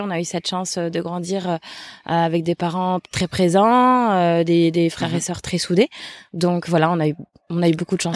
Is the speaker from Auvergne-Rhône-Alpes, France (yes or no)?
no; Le Mans, Pays de la Loire, France; moved away as an adult; also born or lived in Angers / Toulouse; je suis originaire du, du Mans, en Sarthe. Mhm voilà, où j'ai, où je suis née, où j'ai grandi. Je suis restée jusqu'à jusqu'à l'âge de 18 ans